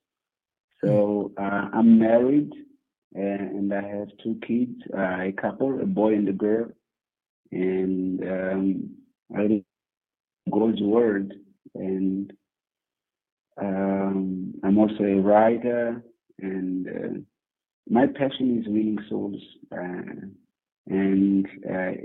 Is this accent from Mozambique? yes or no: yes; Mozambique; I am originally from Mozambique, Africa